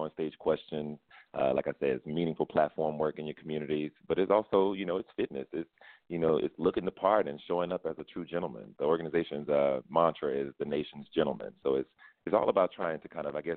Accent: Louisiana, United States; went to New York and represented my home state

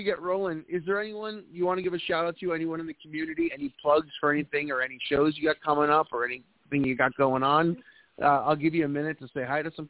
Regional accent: outside of Boston, New England, United States; also born or lived in the Carolinas; now in North Carolina, United States; I'm originally from New England, outside of Austin, but I'm in the Carolinas

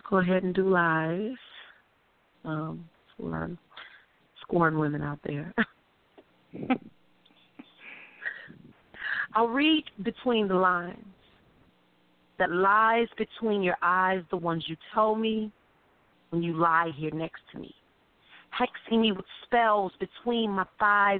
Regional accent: Chicago, Illinois, United States; I'm from Chicago

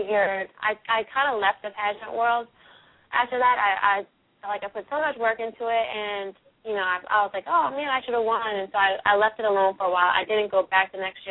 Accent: Philadelphia, Pennsylvania, United States; I'm born and raised in Philadelphia, went to high school here

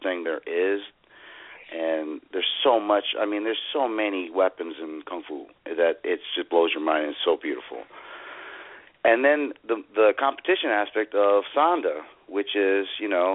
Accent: Houston, Texas, United States; I'm from Houston, Texas

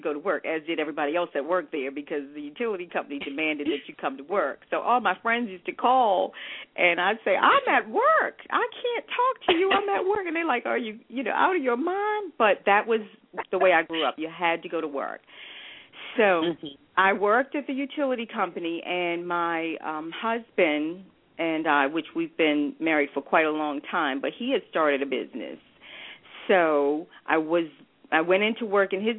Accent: Baltimore, Maryland, United States; also born or lived in Bermuda; I grew up in the Baltimore area, and I went to all the Baltimore City public schools

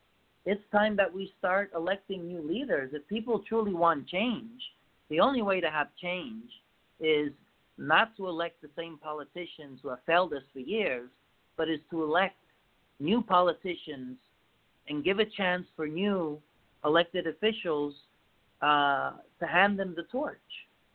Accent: United States; it's about time we, as American people, call it for as we see it

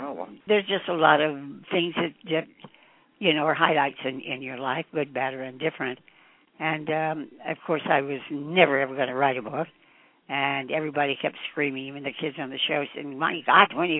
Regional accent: Taft, California, United States; I was born in Taft, California

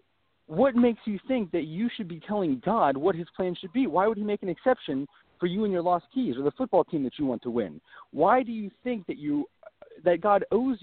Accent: northern Wyoming, United States; I'm from northern Wyoming.

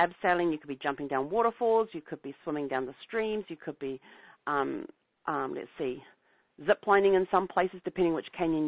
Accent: New Zealand; moved away; I'm from New Zealand.

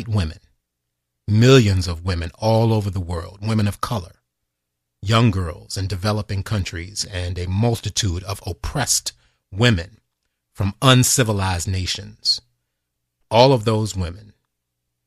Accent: United States; a man who was born and raised in this country

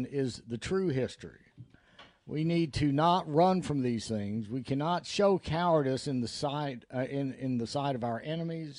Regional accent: the South, United States; I'm a Southerner

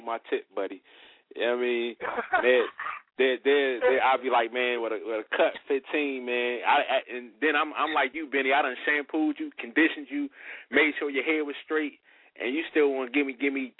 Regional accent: Philadelphia, Pennsylvania, United States; now in Charlotte, United States; I'm from up north. I'm from Philly.

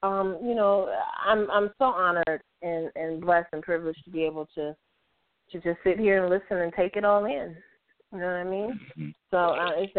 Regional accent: Georgia, United States; accent: country; I'm from Georgia, so it's going to come out loud in country no matter what

